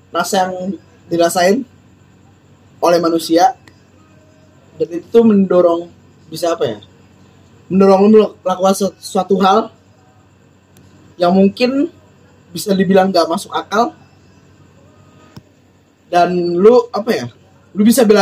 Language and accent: Indonesian; Jakarta, Indonesia; gua merasa memiliki situ gua gue orang Jakarta gue lahir sesimpel itu sih